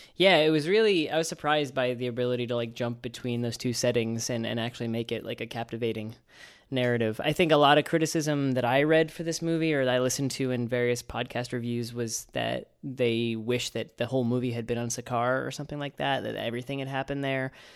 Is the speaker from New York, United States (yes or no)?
yes; New York City, New York, United States; As a New Yorker